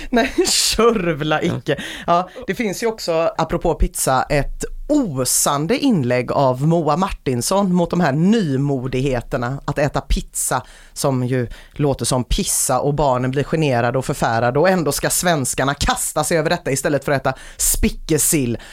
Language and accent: Swedish; Sweden; Vi är ju inga italienare nämligen, vi är ju svenskar